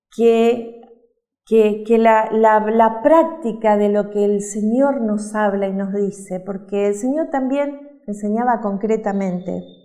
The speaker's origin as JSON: {"language": "Spanish", "country": "Uruguay", "moved": "yes", "said": "Nosotros somos uruguayos"}